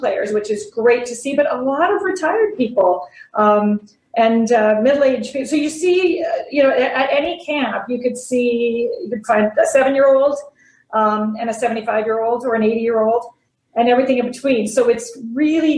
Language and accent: English; Ottawa Valley, Ontario, Canada; I grew up in the Ottawa Valley in my first few years of life